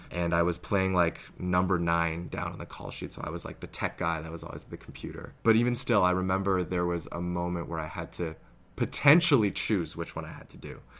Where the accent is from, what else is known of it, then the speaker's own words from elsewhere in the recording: Canada; also born or lived in Harbin, China; I'm this Canadian actor